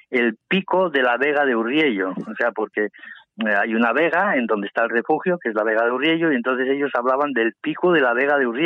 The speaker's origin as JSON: {"language": "Spanish", "region": "Asturias", "country": "Spain", "also_born_or_lived": "Aragón", "said": "estoy aquí en Asturias, en, mi tierra, eh, en, mi, en mi primera tierra, porque la segunda ya sabes que es Aragón, que estuve toda mi vida por ahí."}